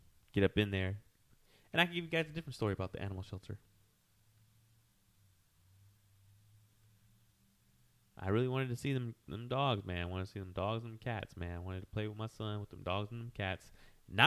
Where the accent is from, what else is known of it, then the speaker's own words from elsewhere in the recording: United States; as a American